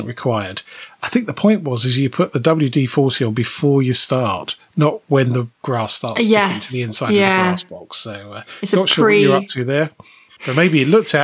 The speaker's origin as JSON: {"language": "English", "country": "United Kingdom", "said": "we are British"}